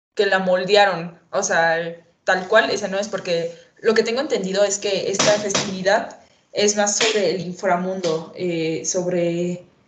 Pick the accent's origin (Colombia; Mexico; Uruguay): Mexico; nosotros como mexicanos